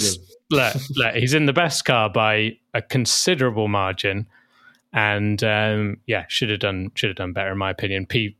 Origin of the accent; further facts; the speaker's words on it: United Kingdom; Because we're British by a scum, I have gone for Lando Norris.